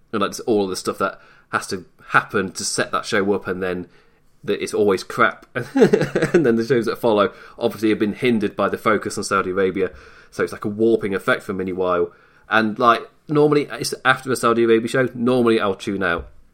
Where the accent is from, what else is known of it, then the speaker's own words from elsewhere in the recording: England, United Kingdom; from England